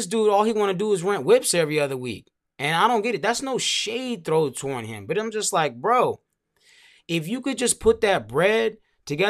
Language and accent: English; Montgomery County, Maryland, United States; also born or lived in Langley Park, Maryland; I'm from Montgomery County, bro. Pretty much born and raised for as long as I can remember.